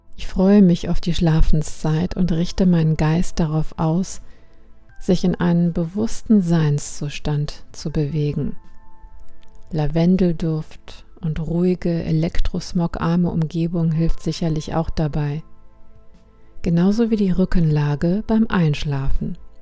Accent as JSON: {"language": "German", "country": "Germany", "said": "bei uns in Deutschland"}